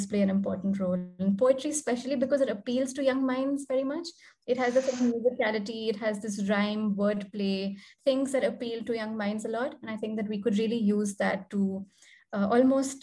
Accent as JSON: {"language": "English", "town": "New Delhi", "region": "Delhi", "country": "India", "tie": "born or raised there", "first_language": "Hindi", "second_language": "English", "said": "an Indian student growing up in New Delhi"}